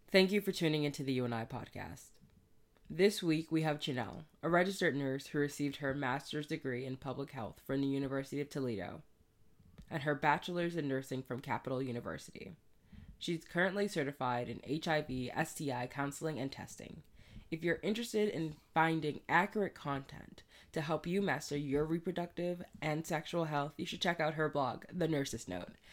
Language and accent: English; Bahamas; moved away; also born or lived in Ohio, United States; me being a Bahamian